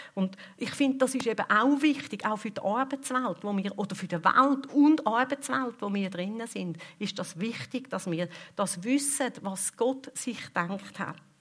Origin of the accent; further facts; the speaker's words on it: Switzerland; bei uns in der Schweiz